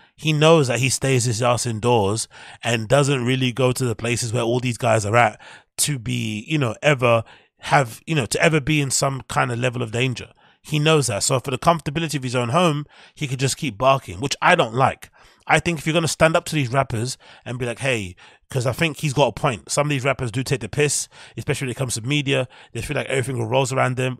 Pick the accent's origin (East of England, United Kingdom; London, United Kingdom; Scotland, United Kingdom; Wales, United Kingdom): London, United Kingdom; I'm a Londoner